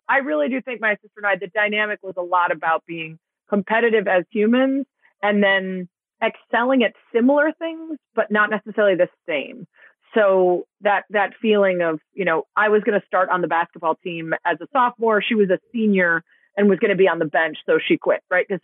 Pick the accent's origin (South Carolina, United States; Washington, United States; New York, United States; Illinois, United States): Illinois, United States; Chicago; born or raised there